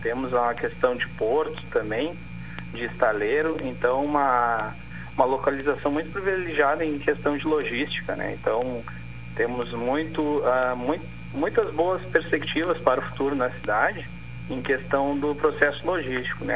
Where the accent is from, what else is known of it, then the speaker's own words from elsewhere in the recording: Rio Grande, Rio Grande do Sul, Brazil; moved away as an adult; now in Aracruz, Brazil; Eu sou de Rio Grande, sou natural de Rio Grande aí, próximo